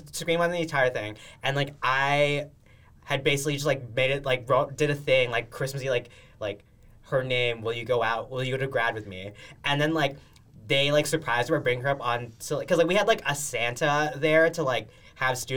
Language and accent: English; Canada; we're Canadian